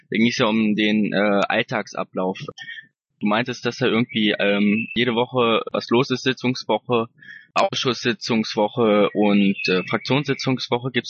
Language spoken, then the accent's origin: German; Wunstorf, Lower Saxony, Germany; Gut, also erstmal, ich komme aus Wunstorf. Ich weiß nicht, wer das kennt. Das ist bei Hannover